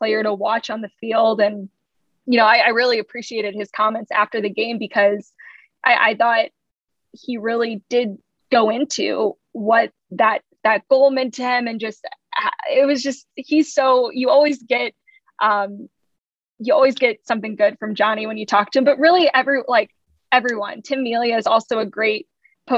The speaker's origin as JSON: {"language": "English", "town": "St. Louis", "region": "Missouri", "country": "United States", "moved": "yes", "lives_now": "Kansas City, United States", "said": "I'm from St. Louis. So I'm still, you know, from the Midwest, from Missouri"}